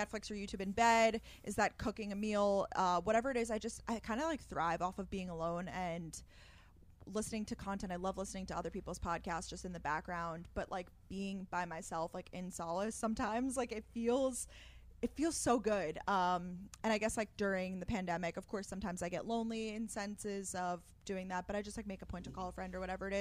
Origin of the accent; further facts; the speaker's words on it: Long Island, New York, United States; also born or lived in Georgia; I am originally from Long Island, New York. I currently live in New York City.